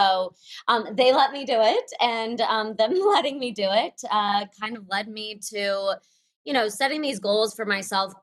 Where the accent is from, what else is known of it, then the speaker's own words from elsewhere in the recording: Moscow, Russia; I was born in Moscow